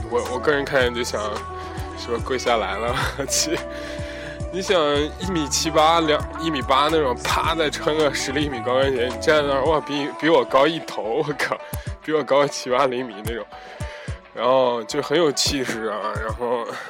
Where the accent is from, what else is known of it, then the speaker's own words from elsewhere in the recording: China; moved away; 一进那个场子就我一个中国人